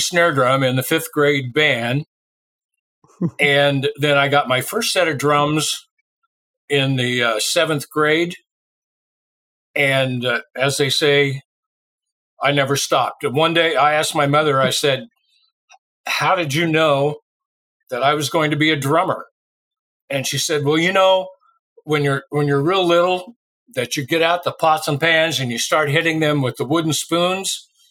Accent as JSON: {"language": "English", "town": "Lawrenceville", "region": "Illinois", "country": "United States", "tie": "born or raised there", "also_born_or_lived": "Vincennes, Indiana / Jacksonville / Tucson, Arizona / Long Beach, California", "moved": "as an adult", "said": "my hometown, Lawrenceville, Illinois, is where I grew up"}